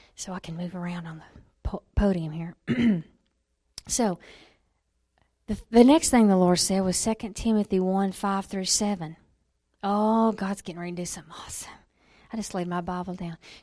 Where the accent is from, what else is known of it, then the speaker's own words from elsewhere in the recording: Alabama, United States; I was born in Alabama